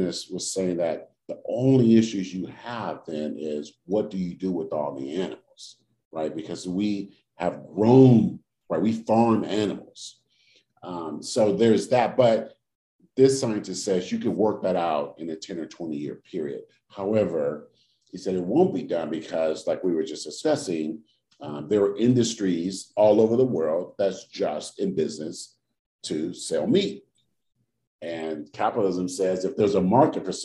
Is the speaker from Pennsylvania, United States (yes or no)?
no; Oakland, California, United States; when I was growing up in Oakland, we didn't have yards to garden